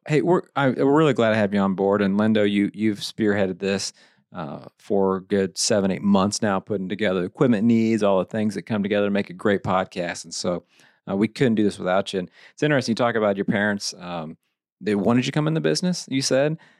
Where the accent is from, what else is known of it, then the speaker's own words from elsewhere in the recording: Eldon, Missouri, United States; I had a great time growing up in Lake of the Ozarks.